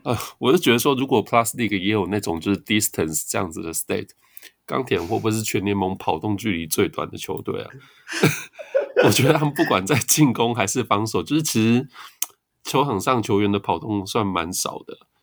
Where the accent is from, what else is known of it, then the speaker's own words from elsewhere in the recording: Tainan, Taiwan; 我是台南人呢，其实不是雄青